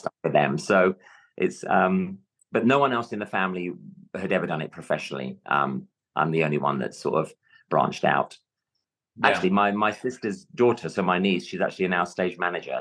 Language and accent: English; London, United Kingdom; accent: London; moved away; my natural london accent